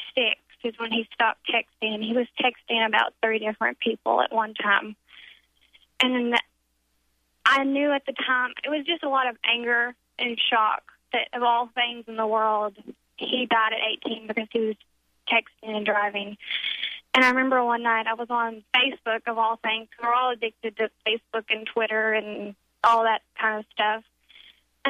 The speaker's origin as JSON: {"language": "English", "town": "Pine Bluff", "region": "Arkansas", "country": "United States", "tie": "born or raised there", "also_born_or_lived": "Jonesboro, Arkansas", "said": "I'm from Pine Bluff, Arkansas, and I was going to school in Jonesboro, Arkansas, mm-hmm. which is about 2.5 hours from my hometown"}